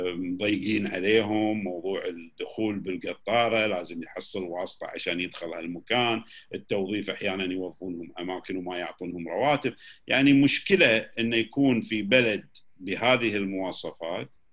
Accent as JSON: {"language": "Arabic", "country": "Kuwait", "said": "احنا ككويتيين"}